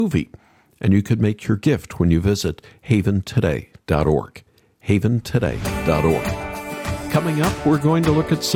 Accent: Oklahoma, United States; moved away; When I was growing up in Oklahoma

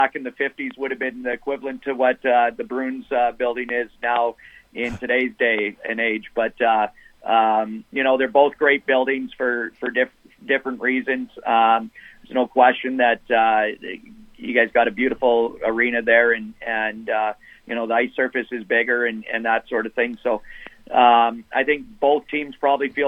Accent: Flin Flon, Manitoba, Canada; I'm originally from Flin Flon and grew up and watched 92, 93 when they won the championship

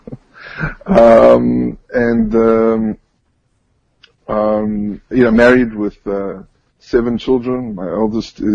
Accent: Johannesburg, Gauteng, South Africa; moved away as an adult; now in Israel; I was born and raised in South Africa, in Johannesburg.

